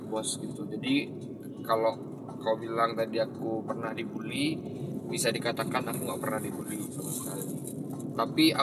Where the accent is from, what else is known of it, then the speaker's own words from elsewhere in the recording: West Sumatra, Indonesia; Emang dari dari kecil di di Solo Selatan sih dulu waktu zaman kecil di hutan sawit